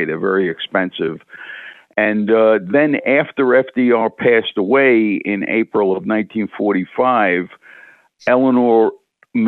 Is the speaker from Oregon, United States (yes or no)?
no; Brooklyn, New York, United States; moved away as an adult; now in Hudson Valley, United States; even as a kid growing up in Brooklyn